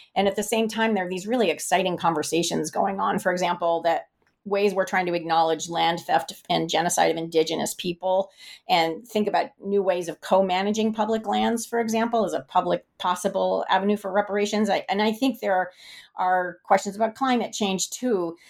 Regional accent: the West, United States; I grew up in the West

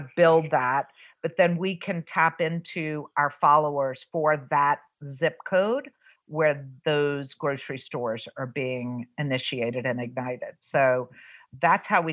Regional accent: New Orleans, Louisiana, United States; moved away; also born or lived in Southern California; I'm born and raised in New Orleans

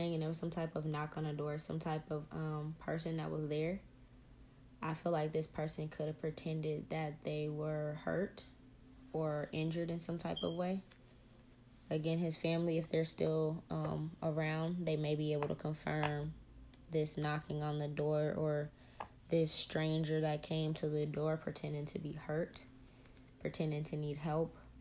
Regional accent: the South, United States; We're from the South, so it was a couple states over from where we were born.

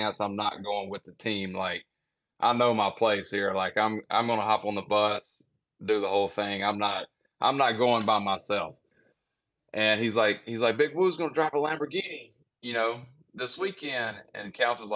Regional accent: Mississippi, United States; I'm from Mississippi

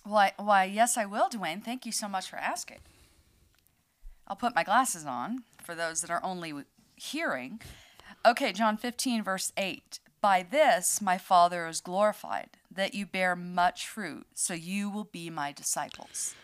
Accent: United States; moved away; I'm an American.

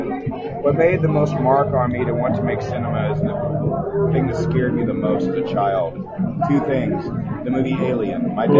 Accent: Indianapolis, Indiana, United States; I'm from Indianapolis, raised on the West Side, Catholic boy, Eagle Scout

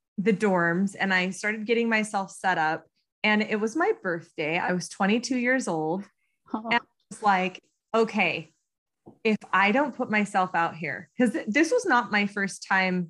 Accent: United States; accent: American; first language English; also born or lived in Nantes, France; with my very American accent.

